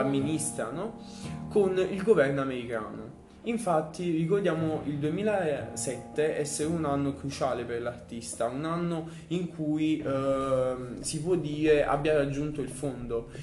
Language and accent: Italian; Naples, Campania, Italy; da noi partenopei